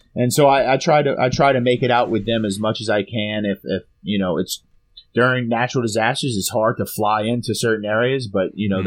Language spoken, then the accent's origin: English; Louisiana, United States; my hometown or our hometown, Louisiana